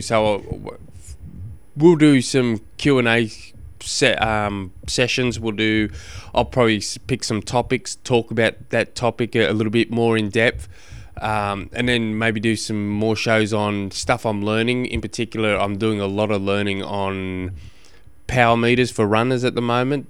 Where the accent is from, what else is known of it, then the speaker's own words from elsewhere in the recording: Launceston, Tasmania, Australia; I come from Tasmania